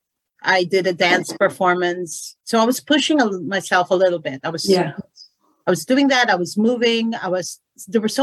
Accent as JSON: {"language": "English", "country": "Philippines", "said": "I'm from the Philippine culture."}